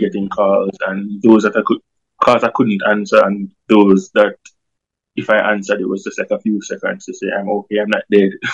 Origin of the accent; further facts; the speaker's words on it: Kingston, Jamaica; I grew up in Tivoli Gardens